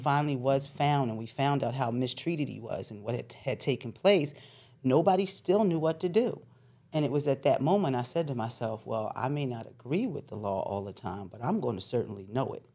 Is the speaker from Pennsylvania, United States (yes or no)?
yes; Philadelphia, Pennsylvania, United States; also born or lived in New York; I was born in New York, but I was raised in Philadelphia.